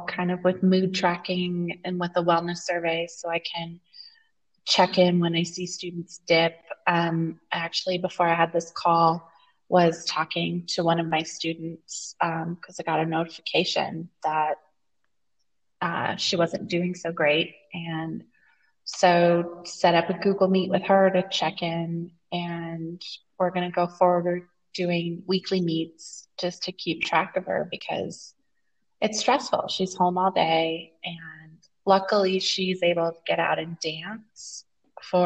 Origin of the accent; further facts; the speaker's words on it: United States; moved away as an adult; now in Torreon, Mexico; I'm an American teacher.